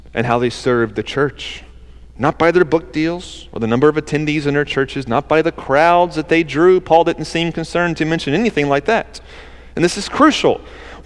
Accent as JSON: {"language": "English", "region": "the South", "country": "United States", "accent": "southern", "said": "That's my southern accent"}